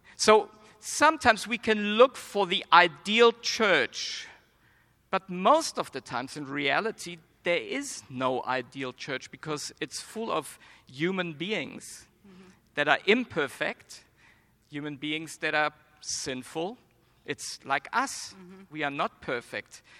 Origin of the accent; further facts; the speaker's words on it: Germany; accent: German; now in United States; I was born and raised in Germany, but I believe I don't have a strong German accent